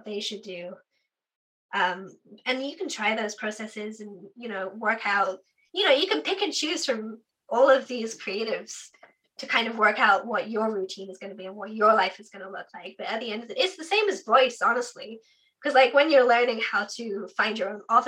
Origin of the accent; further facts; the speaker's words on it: Devon, South West England, United Kingdom; moved away as an adult; now in United States; Devon in the UK. So it's like Southwest on the Tweedy bit down south